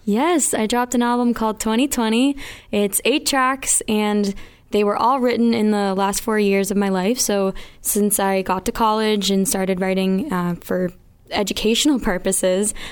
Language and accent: English; Mansfield, Massachusetts, United States; also born or lived in Miami, Florida; I'm from Mansfield, Massachusetts, and I'm 21, just turned 21.